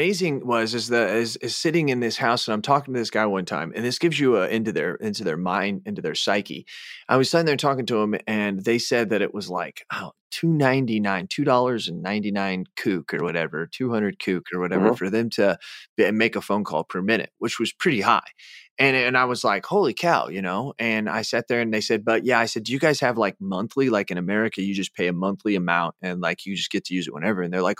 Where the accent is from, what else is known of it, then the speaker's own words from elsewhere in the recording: Illinois, United States; I'm from Illinois.